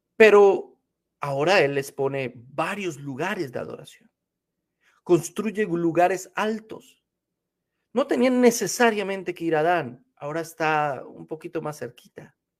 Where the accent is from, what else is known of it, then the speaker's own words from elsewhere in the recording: Colombia; now in United States; Cuando almorzaba en mi país